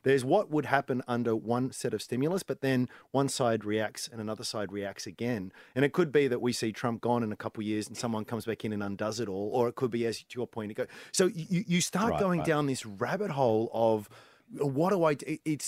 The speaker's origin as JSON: {"language": "English", "country": "Australia", "said": "How can I profit or at least protect my downside as an Aussie investor?"}